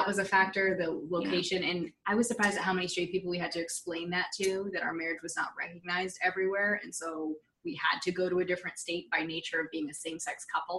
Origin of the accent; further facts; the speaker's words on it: Massachusetts, United States; I'm from Massachusetts. It's the first state to recognize our marriages.